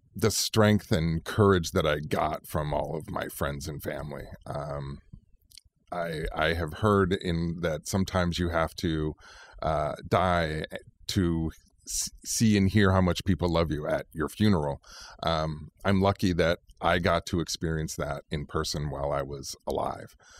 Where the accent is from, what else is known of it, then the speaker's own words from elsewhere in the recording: Central Valley, Fresno and Roseville, California, United States; moved away as an adult; also born or lived in Sacramento; now in Bay Area, United States; I was born in Southern California, but really grew up in the Central Valley and Fresno and Roseville areas